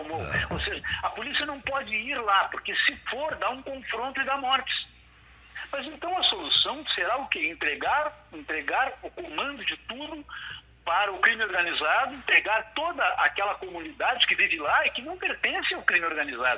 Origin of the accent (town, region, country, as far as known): Brazil